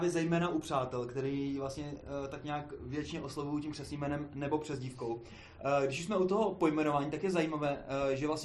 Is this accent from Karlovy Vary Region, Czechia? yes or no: no; Hradec Králové, Hradec Králové Region, Czechia; jsem z Hradce Králový